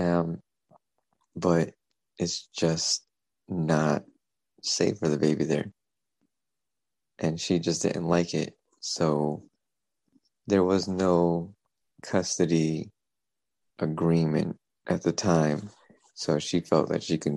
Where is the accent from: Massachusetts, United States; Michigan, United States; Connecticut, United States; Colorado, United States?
Connecticut, United States; Stamford; I grew up in the South End of Stanford. Like I grew up on the East Side of Stanford, but I always grew up in the South End